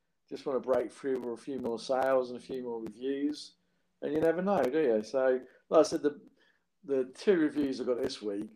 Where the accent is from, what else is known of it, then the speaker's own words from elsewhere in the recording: Northampton, East Midlands, United Kingdom; my hometown, Northampton